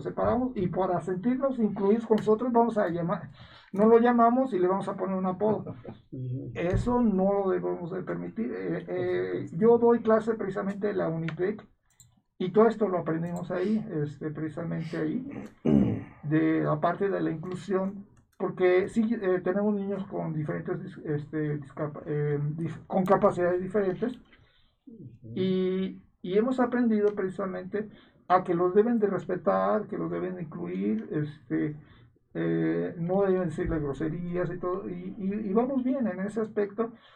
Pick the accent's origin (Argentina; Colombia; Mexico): Mexico; como mexicanos